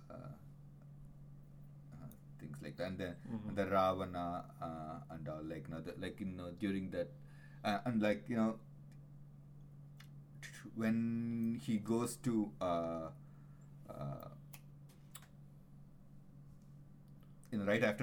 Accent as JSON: {"language": "English", "town": "Chennai", "region": "Tamil Nadu", "country": "India", "said": "I'm from Chennai"}